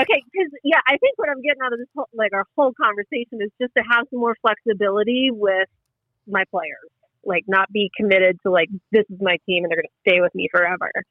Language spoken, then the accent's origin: English; Western Pennsylvania, United States; moved away; also born or lived in Denver; I'm from Western Pennsylvania